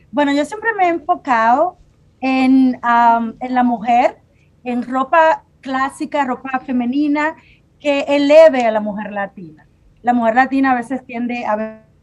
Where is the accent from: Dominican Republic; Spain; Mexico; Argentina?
Dominican Republic; Cotuí, Sánchez Ramírez; moved away; yo me crié en la República Dominicana en un campito de, de Cotuí